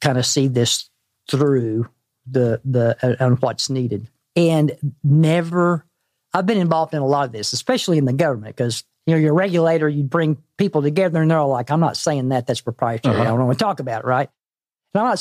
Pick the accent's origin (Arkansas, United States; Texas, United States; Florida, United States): Arkansas, United States; I'm from Arkansas